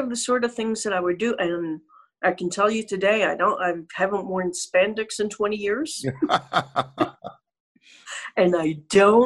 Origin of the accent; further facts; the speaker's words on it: Southfield, Michigan, United States; moved away as an adult; also born or lived in Charlotte, North Carolina; I grew up in Michigan, Southfield